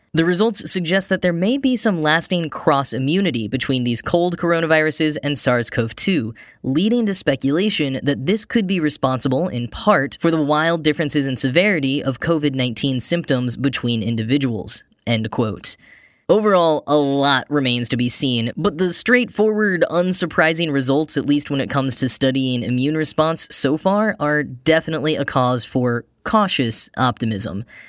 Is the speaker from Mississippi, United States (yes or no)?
no; Grapevine, Texas, United States; moved away; also born or lived in New York; I grew up in a town called Grapevine, Texas